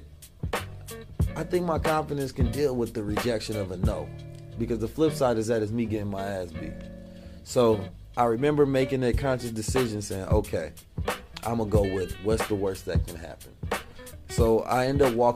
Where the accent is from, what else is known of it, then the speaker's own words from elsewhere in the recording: Oakland, California, United States; moved away; also born or lived in St. Louis, Missouri; I was born in St. Louis and raised in West Oakland, moved when I was 2